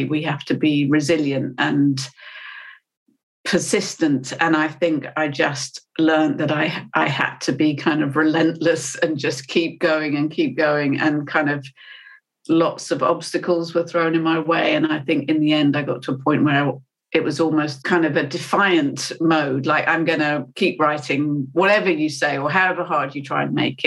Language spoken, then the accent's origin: English; United Kingdom; I'm British